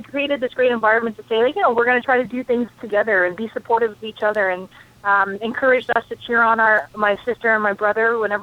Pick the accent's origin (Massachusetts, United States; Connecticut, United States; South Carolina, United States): Connecticut, United States; I grew up in Connecticut